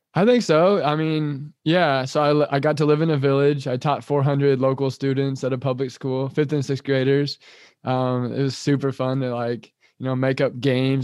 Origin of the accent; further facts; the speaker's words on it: Kansas, United States; moved away; also born or lived in Thailand; I've moved back to Kansas now. I'm from Kansas too